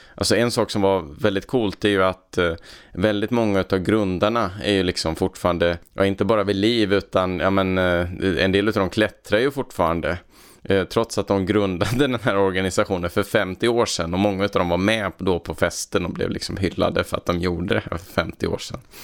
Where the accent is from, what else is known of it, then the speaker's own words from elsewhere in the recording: Värmland, Sweden; moved away; sen har jag varit hemma i Värmland en sväng och hälsat på mina föräldrar